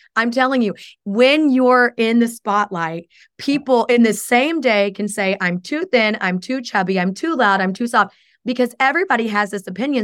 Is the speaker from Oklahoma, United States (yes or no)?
yes; Oklahoma, United States; now in Chicago, United States; I came from Oklahoma, so it's very different than how I was raised